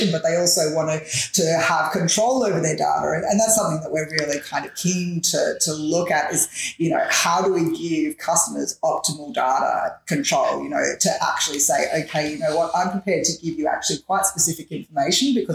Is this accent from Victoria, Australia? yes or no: yes; Melbourne, Victoria, Australia; I've grown up in Bayside in Melbourne my entire life.